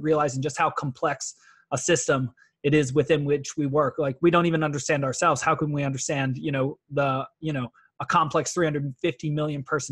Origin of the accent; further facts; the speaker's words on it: Atlanta, Georgia, United States; now in Escondido, United States; I work in Escondido. I'm from Atlanta.